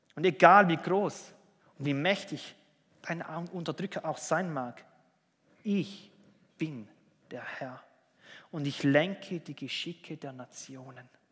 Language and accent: German; Switzerland; bei uns in der Schweiz